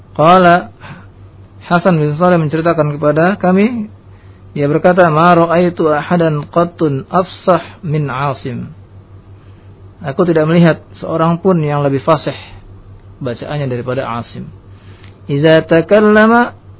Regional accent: Indonesia; negeri kita Indonesia

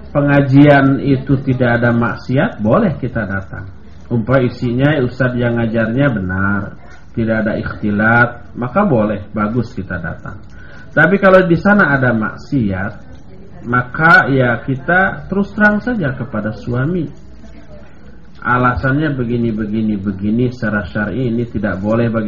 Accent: West Java, Indonesia; Saya lewat sebagai orang Sunda, saya lewat nyebut punten sambil membungkuk.

